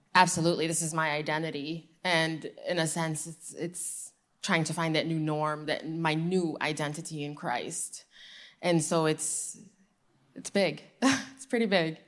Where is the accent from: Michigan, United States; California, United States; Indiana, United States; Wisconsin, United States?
Michigan, United States; I'm from Michigan, uh, born and raised Muslim